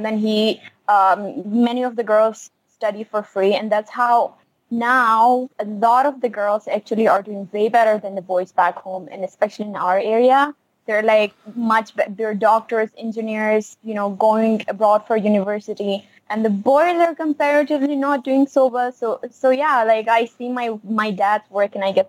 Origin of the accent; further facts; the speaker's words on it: Chitral, Khyber Pakhtunkhwa, Pakistan; I grew up in Chitral. It is a town in the north of Pakistan